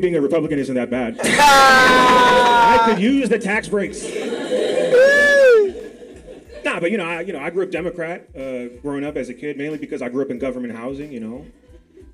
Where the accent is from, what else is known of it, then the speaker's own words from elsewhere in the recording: Washington, District of Columbia, United States; I'm from Washington, D.C. That's where I grew up